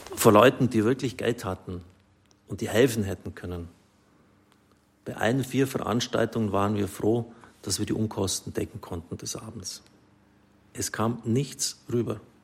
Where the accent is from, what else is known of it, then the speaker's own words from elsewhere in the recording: Swabia, Germany; Ich bin ein Schwabe